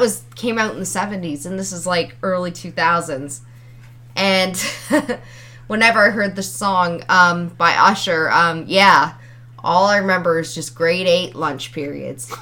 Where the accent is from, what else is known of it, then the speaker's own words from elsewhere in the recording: Ontario, Canada; I was from Ontario